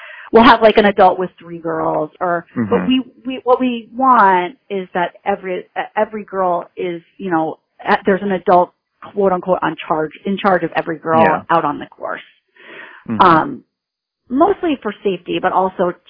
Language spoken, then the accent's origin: English; New Hampshire, United States; moved away as an adult; now in Western Massachusetts, United States; I grew up in New Hampshire, actually